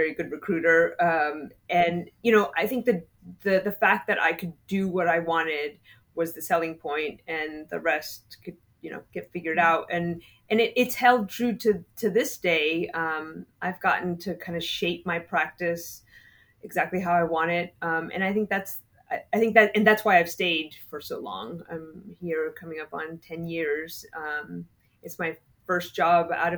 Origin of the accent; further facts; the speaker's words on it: Kentucky, United States; moved away as an adult; also born or lived in Bolivia / Boston / Houston / Miami; now in Oklahoma, United States; I grew up in Kentucky.